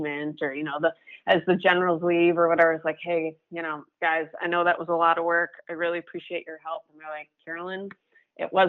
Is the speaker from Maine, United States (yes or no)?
yes; Maine, United States; I'm from Maine.